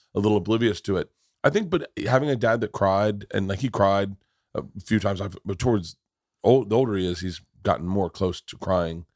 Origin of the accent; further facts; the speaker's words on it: Tampa, Florida, United States; growing up in Tampa